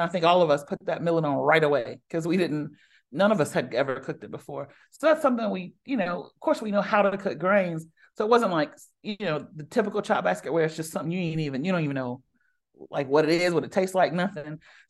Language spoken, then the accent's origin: English; the South, United States; But I mean, I'm a Southerner, so butter, I'm not afraid of butter.